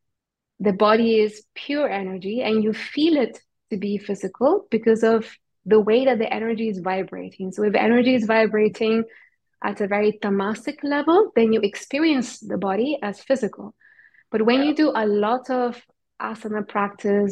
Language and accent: English; Chile; I'm Indian. And we grew up in South America, in Chile